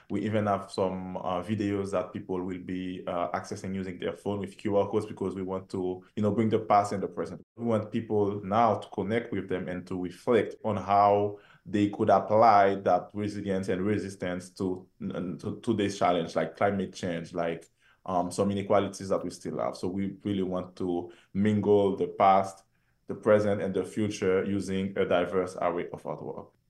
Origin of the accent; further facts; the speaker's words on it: Haiti; my home country, Haiti